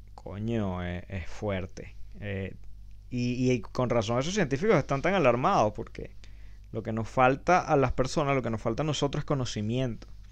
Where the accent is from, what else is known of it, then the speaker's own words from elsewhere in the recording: Venezuela; como venezolanos